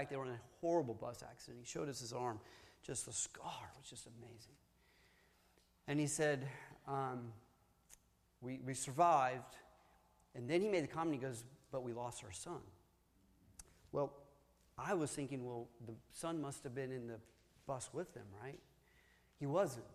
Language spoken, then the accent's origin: English; Tennessee, United States; I'm from Tennessee.